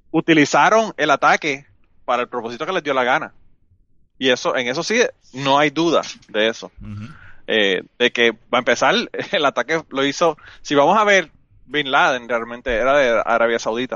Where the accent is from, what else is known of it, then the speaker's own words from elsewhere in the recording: Puerto Rico; moved away as an adult; now in United States; yo soy de Puerto Rico y, es verdad, yo soy de Puerto Rico.